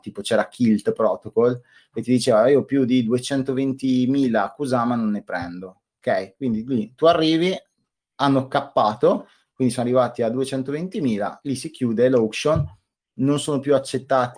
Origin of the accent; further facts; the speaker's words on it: Trentino-Alto Adige, Italy; Io sono del Trentino